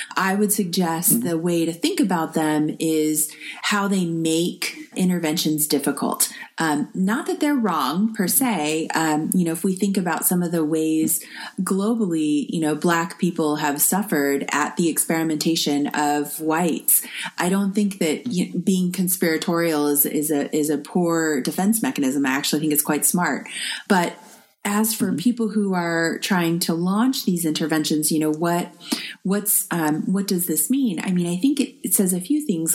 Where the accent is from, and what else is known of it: United States